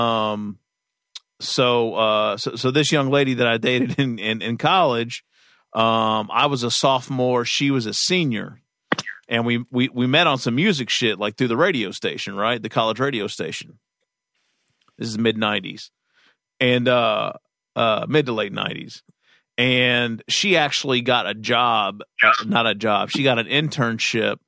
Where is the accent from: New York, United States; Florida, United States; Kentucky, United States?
Kentucky, United States; I'm from Kentucky